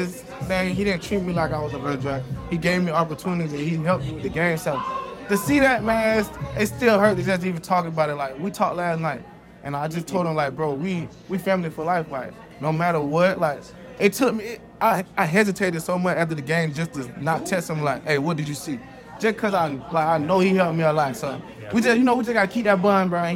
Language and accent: English; Georgia, United States; moved away as an adult; also born or lived in Kansas; I'm from Georgia, going to my high school